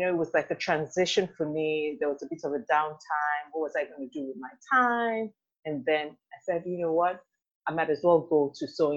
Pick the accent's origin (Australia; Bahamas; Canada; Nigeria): Nigeria; moved away as an adult; also born or lived in United Kingdom; now in Houston, United States; I'm Nigerian.